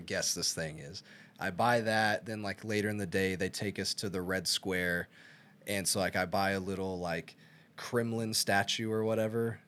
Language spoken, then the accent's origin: English; Arkansas, United States; I'm from Arkansas.